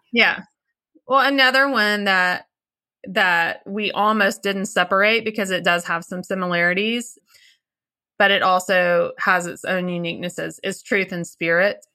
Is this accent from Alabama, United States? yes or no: no; Little Rock, Arkansas, United States; we are from Little Rock, Arkansas